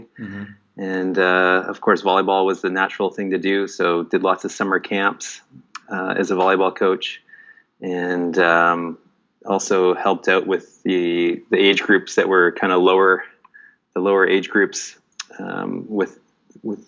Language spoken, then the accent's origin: English; Nelson, British Columbia, Canada; now in Vietnam; I grew up in Canada in a small town called Nelson, BC